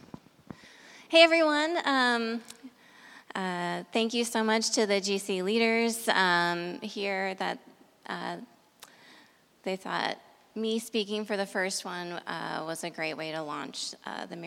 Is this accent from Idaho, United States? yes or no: yes; Idaho, United States; 350 miles away from my hometown in Idaho